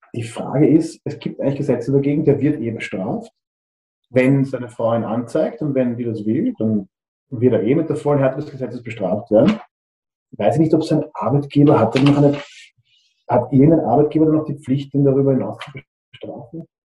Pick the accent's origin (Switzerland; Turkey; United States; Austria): Austria; wie man sagt bei uns in Österreich